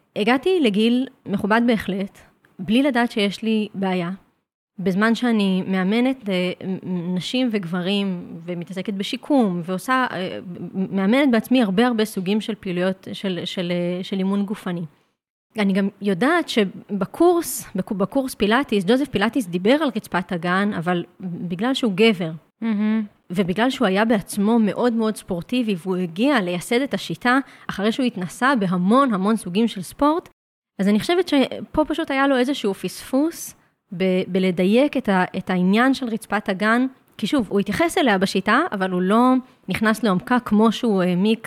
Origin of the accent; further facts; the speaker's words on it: Jerusalem, Jerusalem District, Israel; גדלתי בתוך סטודיו להתאמנות מכשירים. להורים שלי יש סטודיו מאוד מאוד ותיק שנקרא פליק פלאק. Uh, כבר יותר מ-30 שנה בירושלים